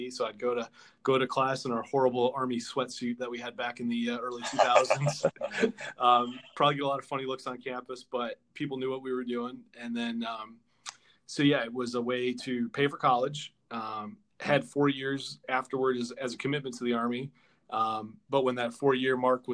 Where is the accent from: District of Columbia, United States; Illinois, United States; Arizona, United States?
Illinois, United States; near Great Lakes Naval Training Center, northern; now in Washington, D.C., United States; I grew up just outside Great Lakes Naval Training Center in northern Illinois.